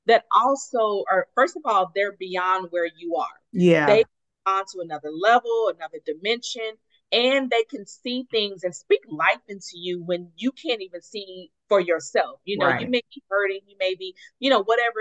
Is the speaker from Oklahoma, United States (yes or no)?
yes; Tulsa, Oklahoma, United States; moved away as an adult; also born or lived in Atlanta; I was born and raised here in Tulsa. I lived in Atlanta for 12 years, but post-divorce, I actually moved back home